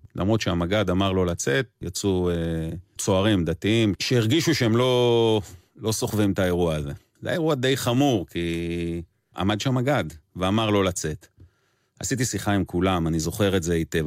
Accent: Erez, Southern District, Israel; גדלתי בקיבוץ ארז

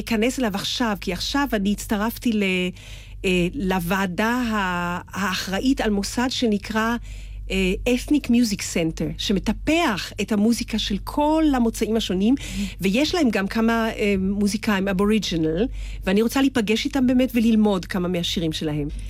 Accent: Israel; אני ישראלית

